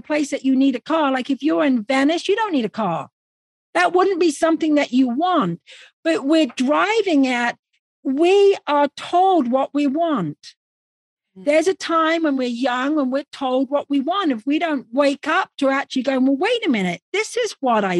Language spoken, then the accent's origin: English; England, United Kingdom; now in Arizona, United States; we're both English